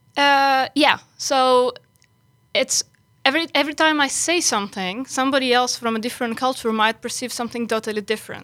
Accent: Greece; moved away as an adult; now in Netherlands; I came originally from Greece

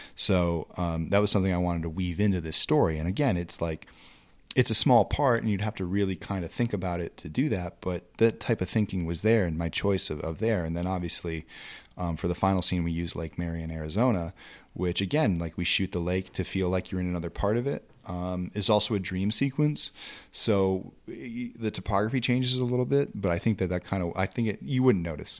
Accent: New England, United States; I'm from New England

